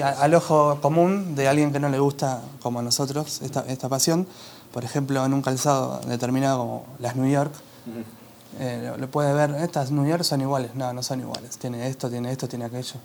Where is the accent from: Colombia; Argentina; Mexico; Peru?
Argentina; born or raised there